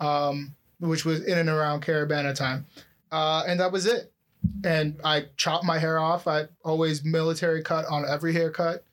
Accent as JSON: {"language": "English", "town": "Oakville", "region": "Ontario", "country": "Canada", "tie": "born or raised there", "said": "I grew up in Oakville"}